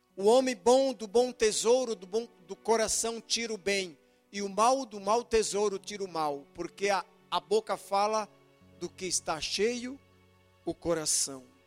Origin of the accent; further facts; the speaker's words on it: Brazil; eu sou crente e sou brasileiro